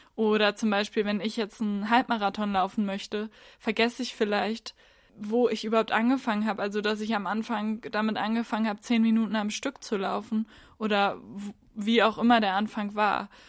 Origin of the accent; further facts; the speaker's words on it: Northern Germany, Germany; Ich komme aus Norddeutschland